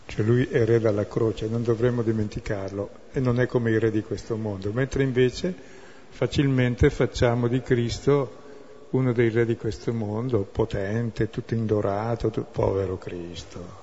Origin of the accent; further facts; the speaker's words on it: Brescia, Lombardy, Italy; sono bresciano